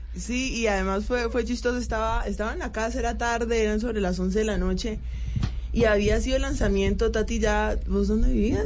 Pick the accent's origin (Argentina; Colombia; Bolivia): Colombia; now in Turkey; yo soy colombiana